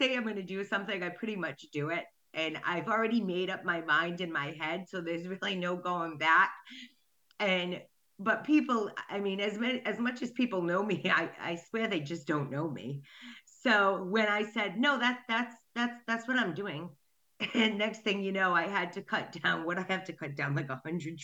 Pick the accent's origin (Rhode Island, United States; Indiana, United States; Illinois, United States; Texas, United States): Rhode Island, United States; Coventry; I'm from Rhode Island, Coventry, to be exact.